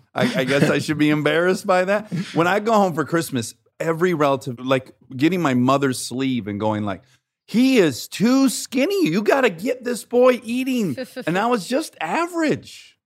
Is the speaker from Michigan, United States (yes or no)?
yes; Detroit, Michigan, United States; now in Los Angeles, United States